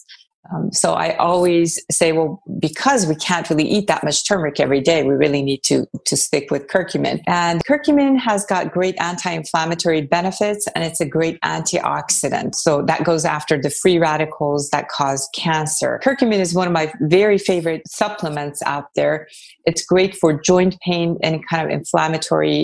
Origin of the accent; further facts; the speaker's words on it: Iran; moved away; I was born in Iran, so I'm very familiar with Persian cuisine